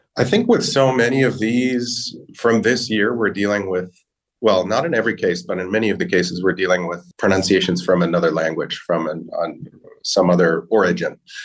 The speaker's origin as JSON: {"language": "English", "country": "United States", "accent": "American", "said": "my American accent, I have a very strong, we call it a rhotic R"}